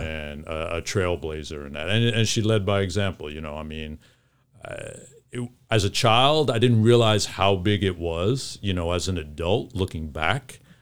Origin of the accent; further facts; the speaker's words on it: New York City, New York, United States; growing up in New York